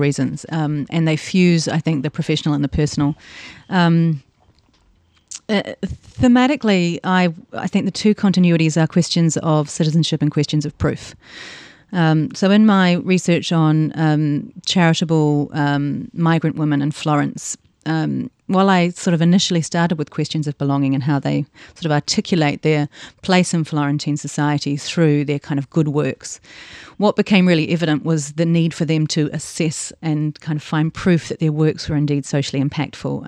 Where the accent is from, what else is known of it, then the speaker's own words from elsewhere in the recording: Tasman, New Zealand; growing up in New Zealand